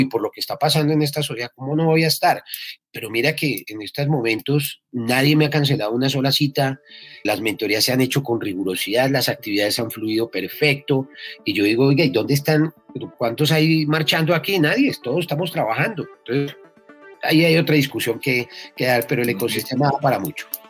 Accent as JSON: {"language": "Spanish", "country": "Colombia", "said": "los, colombianos somos absolutamente guerreros"}